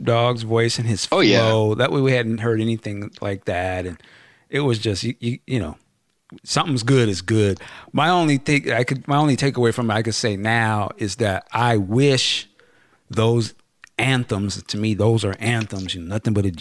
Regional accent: West Coast, United States; I'm from the West Coast

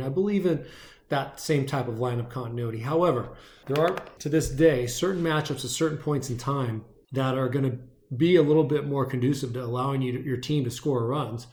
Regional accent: San Fernando Valley, Southern California, United States; now in Arizona, United States; was born and raised in the San Fernando Valley in Southern California and now lives in Arizona.

